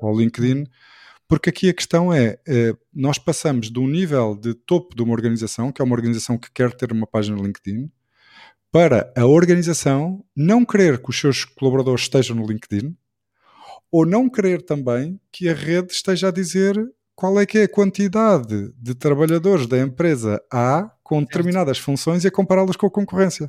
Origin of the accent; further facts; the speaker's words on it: Portugal; enquanto português, e enquanto português também ligado ao handball e ao desporto